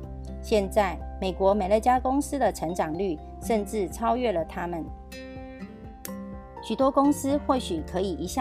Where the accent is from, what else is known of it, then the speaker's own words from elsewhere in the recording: Miaoli County, Taiwan; 今天要跟大家分享的主题是建立朴实、平易、持续一生的事业。